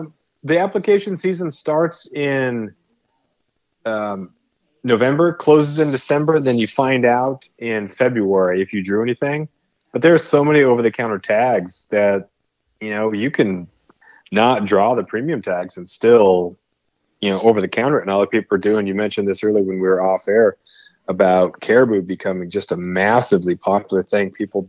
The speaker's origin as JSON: {"language": "English", "town": "Prince of Wales Island", "region": "Alaska", "country": "United States", "tie": "born or raised there", "lives_now": "Ketchikan, United States", "said": "I live in Ketchikan, Alaska. I grew up on Prince of Wales Island"}